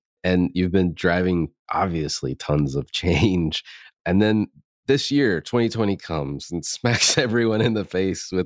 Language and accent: English; the South, United States; growing up in the South, in NASCAR is a big thing